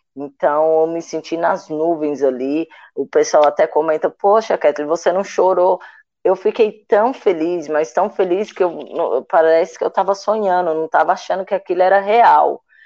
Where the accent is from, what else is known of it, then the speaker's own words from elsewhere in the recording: Ceilândia, Federal District, Brazil; moved away; also born or lived in Minas Gerais; Sou natural de Brasília, mas numa cidade satélite de Brasília, chamada Ceilândia Sul. E aí, na minha quadra, tinha um SESI